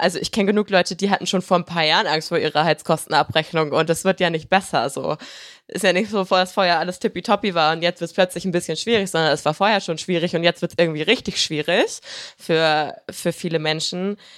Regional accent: Germany; ich bin halt in Deutschland groß geworden.

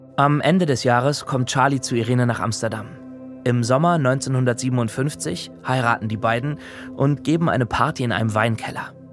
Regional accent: Germany; bei uns in Deutschland

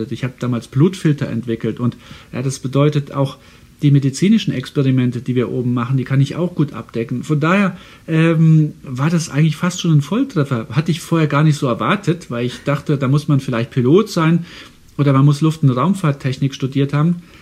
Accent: Saarland, Germany; Also ich komme ja aus dem Saarland und das Saarland war, als ich ein kleiner Junge war, ein Tieffluggebiet.

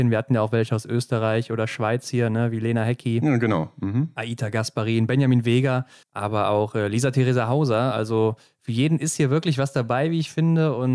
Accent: Cologne, North Rhine-Westphalia, Germany; wir kommen aus dem Kölner Gebiet, so kann man sagen.

